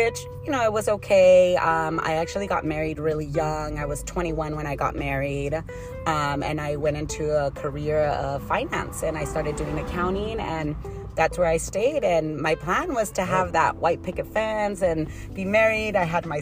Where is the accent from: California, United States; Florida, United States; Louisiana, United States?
California, United States; San Diego; also born or lived in Tijuana / Chula Vista / National City / Imperial Beach; I was born in San Diego, Mercy Hospital, and raised in San Diego.